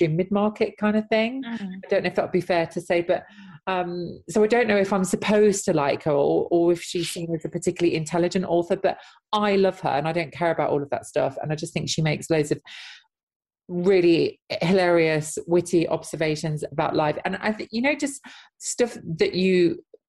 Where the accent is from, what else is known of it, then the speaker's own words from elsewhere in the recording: Nottinghamshire, East Midlands, United Kingdom; I was in an ex-mining town in Nottinghamshire